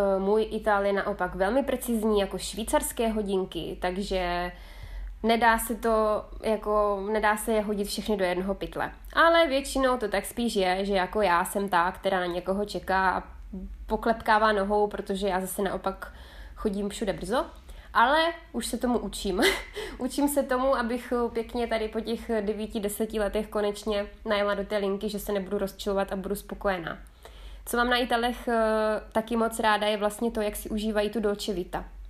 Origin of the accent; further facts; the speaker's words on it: South Moravian Region, Czechia; moved away as an adult; also born or lived in Tuscany, Italy; now in Italy; já pocházím z Jižní Moravy